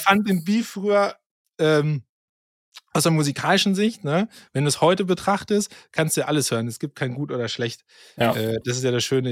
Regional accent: Germany; als Deutscher

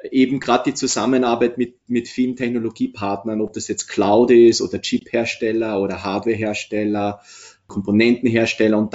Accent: Austria; moved away as an adult; now in Nuremberg, Germany; wie Sie vielleicht hören, bin ich Österreicher, der 2003 für ein, maximal zwei Jahre nach Nürnberg zur SUSE gegangen ist.

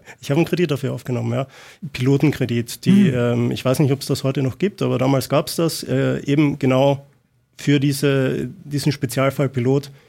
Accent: Austria; moved away; ich komme ursprünglich aus Österreich

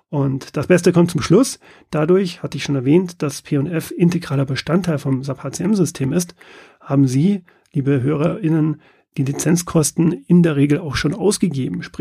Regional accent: Munich, Bavaria, Germany; Man hört es nicht, aber ich bin Münchner, bin hier im Münchner Head Office auch ansässig

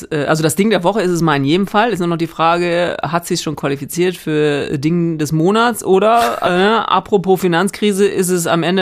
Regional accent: Northern Germany, Germany; ich komme ja eher aus Norddeutschland, ne? deswegen versuche ich mich gar nicht an, diesen, äh, an dieser rheinischen Mundart

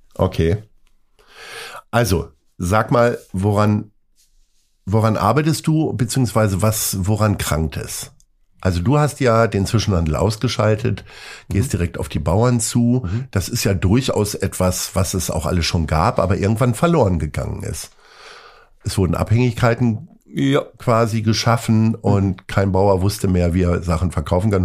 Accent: Lower Saxony, Germany; now in Hamburg, Germany; Ich bin ja auch Niedersachse stolz, obwohl bis zur ostwestfälischen Grenze wirklich nur ein paar Kilometer sind

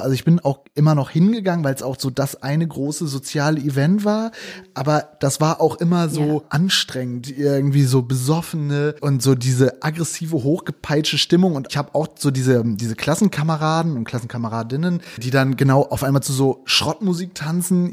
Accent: northwest Germany, Germany; ich komme aus Nordwestdeutschland und da ist es halt, ja, also wirklich so maritime Kultur

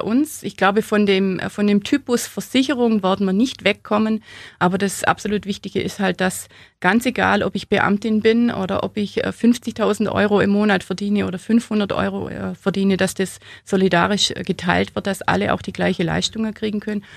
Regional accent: Allgäu, Bavaria, Germany; im Allgäu, da wo ich her bin, da hat man den Hof nicht hergeben

